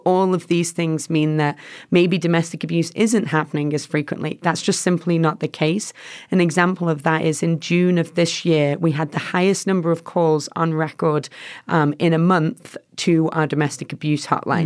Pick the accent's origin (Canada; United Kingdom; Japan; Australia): United Kingdom; England; moved away as an adult; also born or lived in Chicago; now in Boise, United States; I'm from England originally.